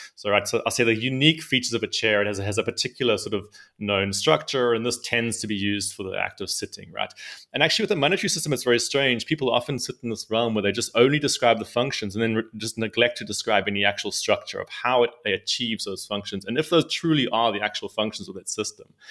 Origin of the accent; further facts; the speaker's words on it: South Africa; I'm, I'm come from South Africa. Uh, so I grew up in South Africa